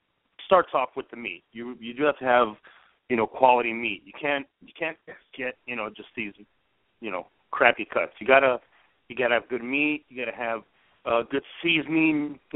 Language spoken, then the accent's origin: English; El Paso, Texas, United States; I'm from Texas also and from a Mexican background. So, I grew up from El Paso.